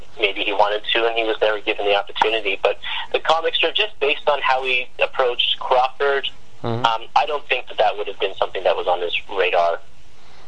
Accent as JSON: {"language": "English", "country": "Canada", "said": "And I'm Canadian. I live in Vancouver."}